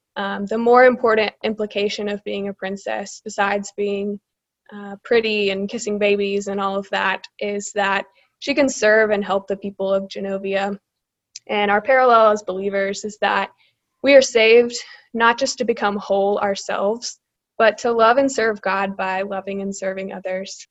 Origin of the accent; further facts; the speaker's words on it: Birmingham, Alabama, United States; moved away as an adult; now in Charlotte, United States; I'm originally from Birmingham, Alabama